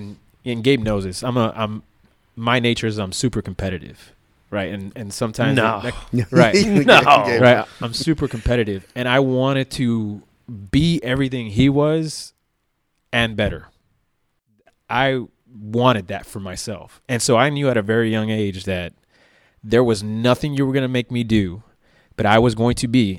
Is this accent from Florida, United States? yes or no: yes; Miami, Florida, United States; Where we grew up in West Kendall, not a bad part of town at all.